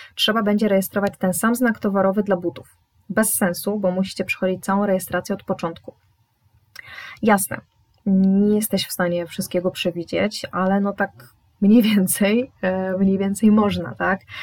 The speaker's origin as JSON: {"language": "Polish", "town": "Poznań", "region": "Greater Poland", "country": "Poland", "said": "jestem z Poznania"}